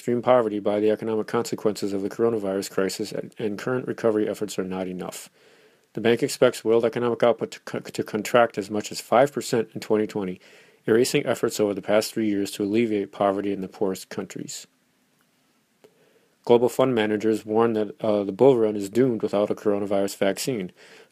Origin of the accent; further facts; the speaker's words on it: Minnesota, United States; The Mall of America is in my home state, just a few minutes down the highway from me